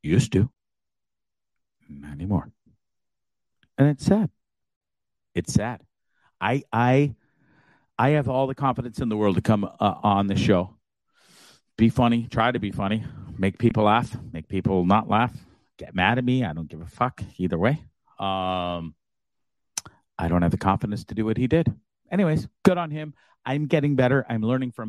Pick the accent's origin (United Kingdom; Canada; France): Canada; moved away; I was born just after they got to Canada. I was not born in England